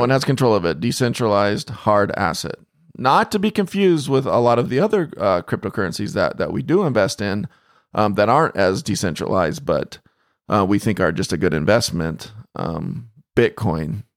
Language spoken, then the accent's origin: English; Phoenix, Arizona, United States; I grew up in Phoenix